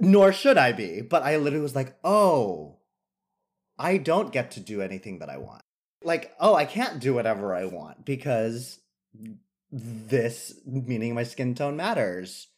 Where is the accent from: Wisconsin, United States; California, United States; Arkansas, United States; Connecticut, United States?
California, United States; San Jose; now in New York, United States; growing up in California